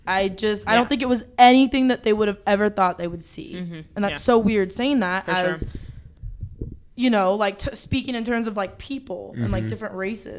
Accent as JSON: {"language": "English", "country": "United States", "tie": "born or raised there", "said": "growing up in America"}